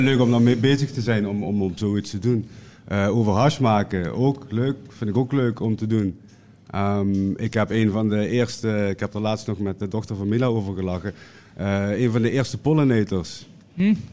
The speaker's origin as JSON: {"language": "Dutch", "region": "Limburg", "country": "Netherlands", "said": "bij ons in Limburg"}